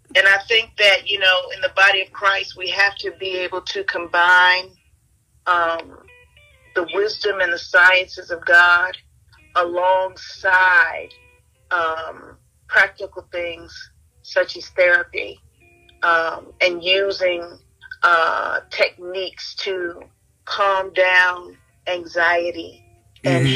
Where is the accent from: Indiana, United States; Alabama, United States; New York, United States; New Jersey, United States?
Alabama, United States; Mobile; I was born in Mobile, Alabama.